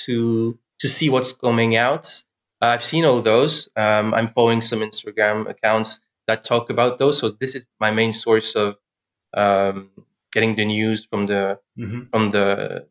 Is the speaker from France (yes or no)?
yes; France; English is a second language; I'm from France